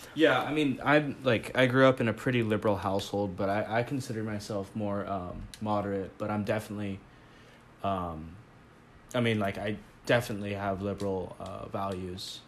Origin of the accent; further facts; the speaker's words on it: Eugene, Oregon, United States; moved away; I'm from Eugene, like where the U of O's